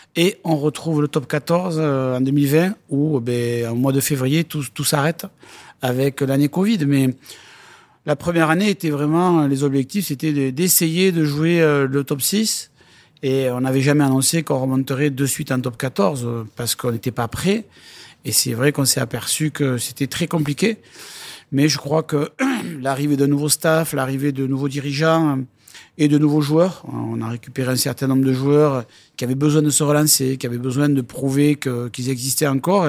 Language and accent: French; Lourdes, Occitania, France; moved away; also born or lived in Bayonne; j'ai grandi à Lourdes, j'ai joué à Lourdes et, je suis un pur lourdé